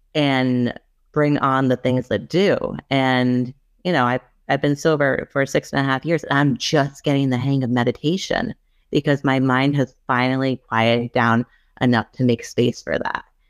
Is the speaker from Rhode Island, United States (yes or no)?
yes; Rhode Island, United States; I'm from Rhode Island